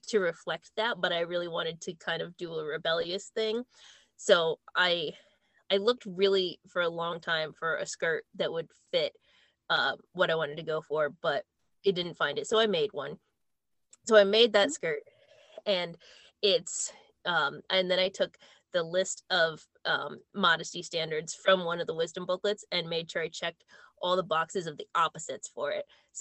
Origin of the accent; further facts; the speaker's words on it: United States; We're American.